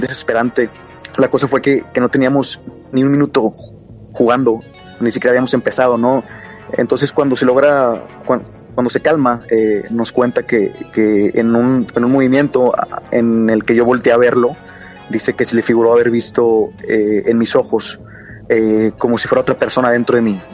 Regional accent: Monterrey, Nuevo León, Mexico; Soy de la ciudad de Monterrey, al norte de México.

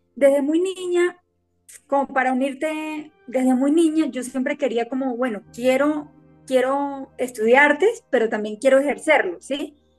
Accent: Venezuela; moved away as an adult; now in Colombia; soy de Venezuela, me gradué como artes plásticas y desde hace ocho años estoy acá en Colombia

